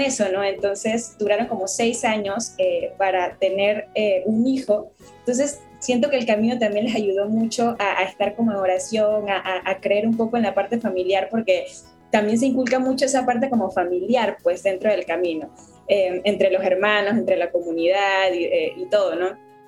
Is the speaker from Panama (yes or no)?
yes; La Chorrera, Panamá Oeste, Panama; also born or lived in Guadalajara, Mexico; no vivo en la ciudad de Panamá, eh, más como, digamos, como al interior o después del puente de las Américas, como a 45 minutos. Entonces ahí crecí